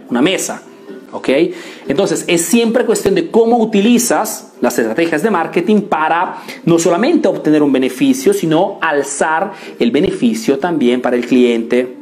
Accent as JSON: {"language": "Spanish", "country": "Italy", "tie": "born or raised there", "second_language": "Spanish"}